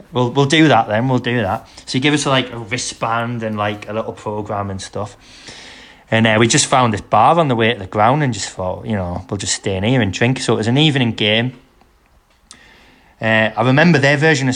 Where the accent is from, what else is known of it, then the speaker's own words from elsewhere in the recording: England, United Kingdom; oh, England.